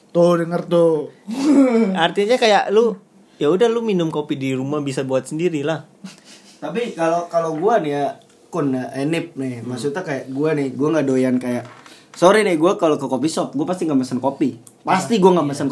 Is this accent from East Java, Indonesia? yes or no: no; Temanggung, Central Java, Indonesia; kopi ya kopi kayak dari kota asal gue Temanggung gitu atau dari tempat lu gitu Batang gitu